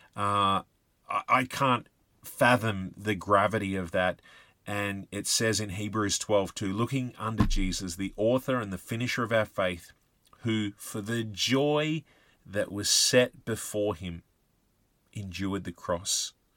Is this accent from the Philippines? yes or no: no; Australia; us, uh, Aussie soldiers had this, uh, reputation